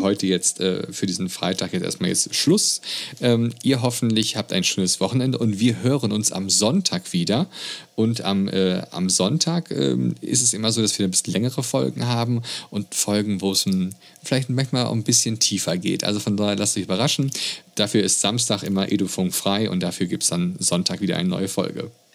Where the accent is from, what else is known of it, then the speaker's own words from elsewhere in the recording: Germany; bei uns in Deutschland